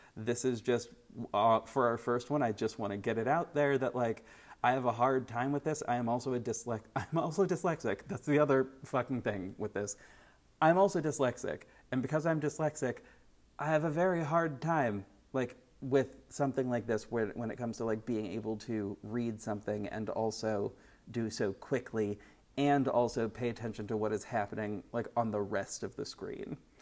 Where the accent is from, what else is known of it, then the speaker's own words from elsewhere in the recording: United States; I am an American person